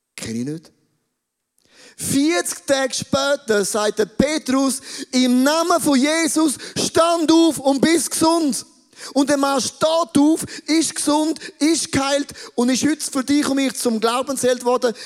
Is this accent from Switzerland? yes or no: yes; Switzerland; wir sind Schweizer.